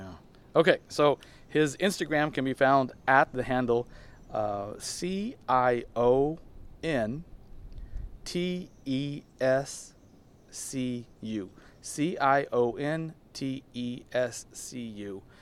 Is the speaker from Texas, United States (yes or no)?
yes; Texas, United States; now in Barcelona, Spain; I'm from Texas